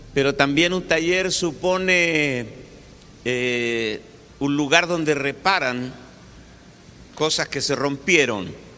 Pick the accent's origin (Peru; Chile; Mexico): Chile; yo soy chileno, de Chile, y tengo una cultura chilena